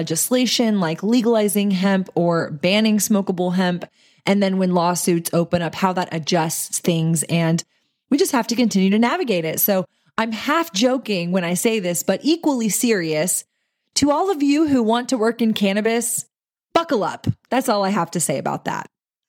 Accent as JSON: {"language": "English", "region": "Texas", "country": "United States", "tie": "born or raised there", "said": "since that is my home state and I do own a CBD dispensary here in Austin."}